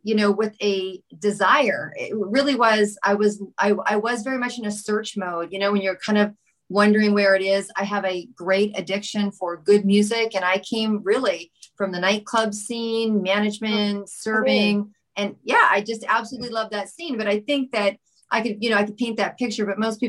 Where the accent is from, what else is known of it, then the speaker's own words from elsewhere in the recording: Vancouver, British Columbia, Canada; also born or lived in Montreal; I am from Vancouver.